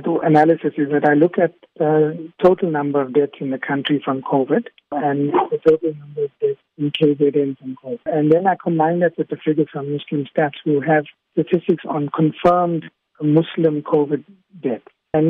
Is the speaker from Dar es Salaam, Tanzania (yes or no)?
no; Tanga, Tanga Region, Tanzania; I was born in Tanga. I grew up there.